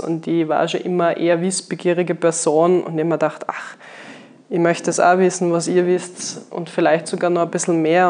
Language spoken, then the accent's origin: German; Graz, Styria, Austria; moved away as an adult; also born or lived in Vienna; Ich bin ja gebürtige Steierin, also eigentlich geboren und aufgewachsen in Graz